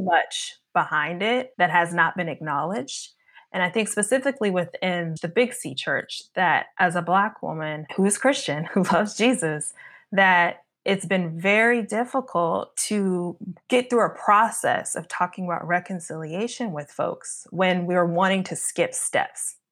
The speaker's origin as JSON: {"language": "English", "region": "Kentucky", "country": "United States", "tie": "born or raised there", "said": "I'm originally from Kentucky. Um, I went to school in an area in Western Kentucky"}